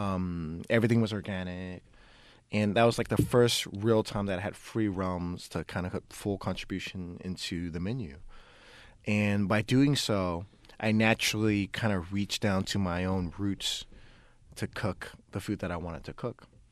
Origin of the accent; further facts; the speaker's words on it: Oakland, California, United States; I grew up in West Oakland